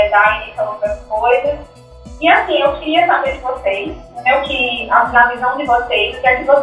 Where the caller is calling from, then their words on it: Mossoró, Rio Grande do Norte, Brazil; Eu sou de Mossoró